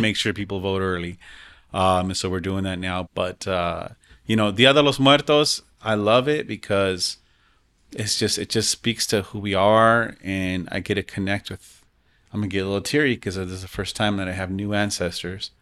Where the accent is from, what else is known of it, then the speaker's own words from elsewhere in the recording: Denver, Colorado, United States; growing up in the West Side